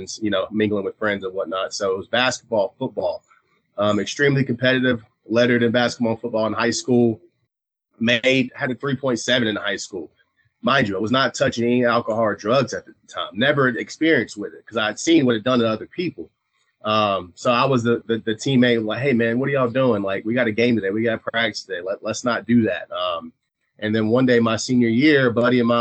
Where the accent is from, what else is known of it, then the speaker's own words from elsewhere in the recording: eastern North Carolina, United States; I'm from East North Carolina